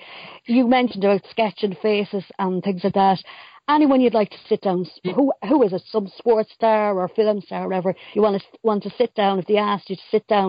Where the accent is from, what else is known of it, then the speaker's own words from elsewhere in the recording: Longford, Leinster, Ireland; I'm from Longford